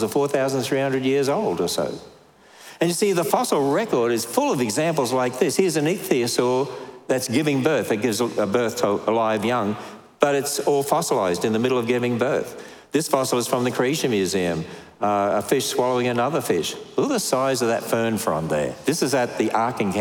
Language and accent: English; Australia; now in United States; I'm Australian